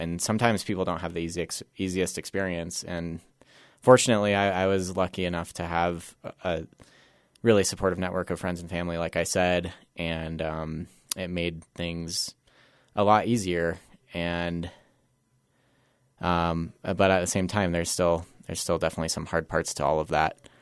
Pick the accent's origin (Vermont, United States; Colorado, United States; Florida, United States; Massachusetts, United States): Colorado, United States; Glenwood Springs; also born or lived in Roaring Fork Valley / Aspen / Denver; I grew up in Glenwood Springs, was born and raised there.